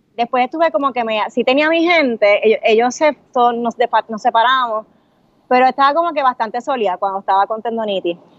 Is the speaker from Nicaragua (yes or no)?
no; Puerto Rico; somos dos boricuas